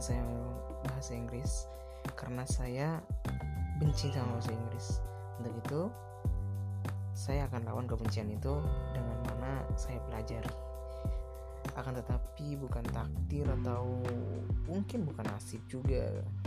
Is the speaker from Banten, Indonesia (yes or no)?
yes; Rangkasbitung, Banten, Indonesia; Saya asal Banten, yang dimaknya Banten, yaitu Kota Rangkas Bitung, Kabupaten Lebak.